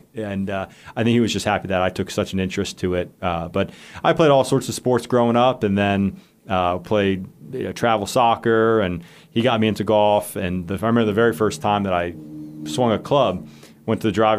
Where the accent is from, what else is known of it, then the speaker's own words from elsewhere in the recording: Bel Air, Maryland, United States; moved away as an adult; now in Blacksburg, United States; I'm from Baltimore, Maryland, originally, okay. A town called Bel Air, a little northeast of that.